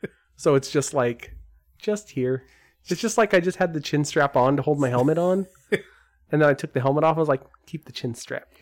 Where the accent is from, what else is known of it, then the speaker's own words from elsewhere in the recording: Scotland, United Kingdom; accent: Scottish; The crappy part is I'm really proud of my Scottish accent, but when I'm put on the spot, I'm like...